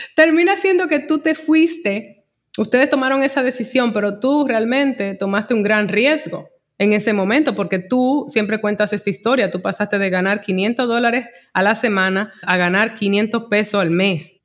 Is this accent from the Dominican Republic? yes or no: yes; Santo Domingo, Dominican Republic; moved away; also born or lived in Elizabeth, New Jersey, United States / New York, United States; yo nací en Elizabeth, New Jersey, no en Nueva York ni en Santo Domingo, aunque me crié en Santo Domingo